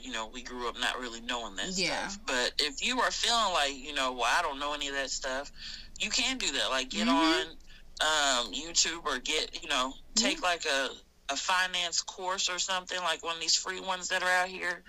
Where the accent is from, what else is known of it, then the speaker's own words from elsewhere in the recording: Nigeria; I am Nigerian